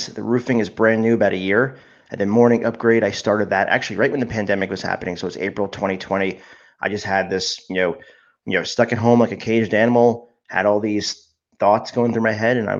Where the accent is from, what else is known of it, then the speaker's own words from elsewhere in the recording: New Jersey, United States; I've lived in New Jersey my whole life, except for when I went to college